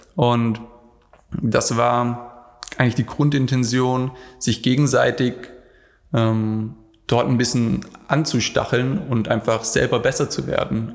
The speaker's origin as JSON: {"language": "German", "area": "Black Forest", "region": "Baden-Württemberg", "country": "Germany", "tie": "born or raised there", "moved": "yes", "said": "Also, ich komme ursprünglich aus dem Schwarzwald"}